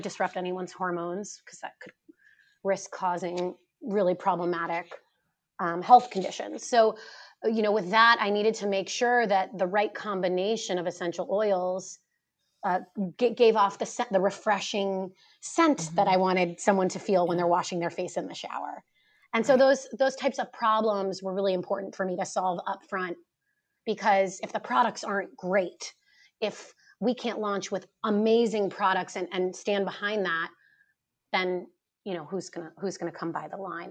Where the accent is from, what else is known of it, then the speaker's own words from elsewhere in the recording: East Coast, United States; also born or lived in New York City / Chicago; I grew up on the East Coast and I spent 10 years after college, after university, in New York working on Wall Street.